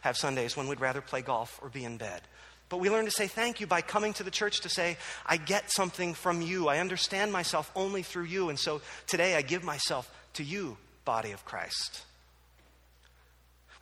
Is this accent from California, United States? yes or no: no; New Jersey, United States; moved away; also born or lived in Philadelphia; I grew up in New Jersey